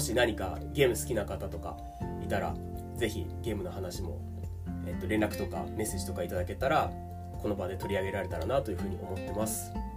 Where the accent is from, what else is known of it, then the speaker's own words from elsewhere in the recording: Tokyo, Japan; 生まれも育ちも日本の東京です